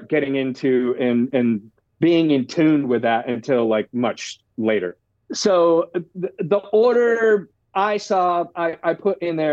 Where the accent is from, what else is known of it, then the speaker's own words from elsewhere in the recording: Orlando, Florida, United States; moved away as an adult; now in Los Angeles, United States; I was growing up in Orlando